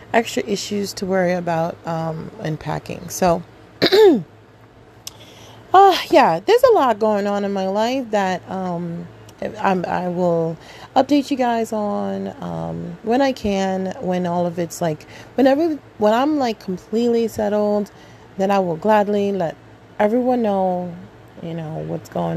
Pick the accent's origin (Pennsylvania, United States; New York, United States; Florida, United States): New York, United States; New York City; I'm a African American born here in Queens, New York.